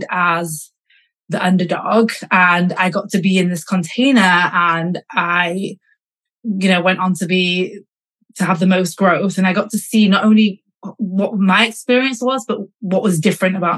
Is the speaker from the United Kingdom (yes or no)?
yes; Manchester, North West England, United Kingdom; moved away as an adult; also born or lived in London; I grew up in Manchester, but I studied in London and I worked in London.